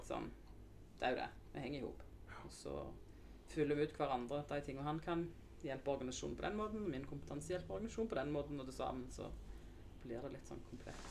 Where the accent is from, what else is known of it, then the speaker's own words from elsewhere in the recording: Undheim, Rogaland, Norway; also born or lived in Nærbø; Jeg er fra Undheim. Eh, jeg er født på Nærbø.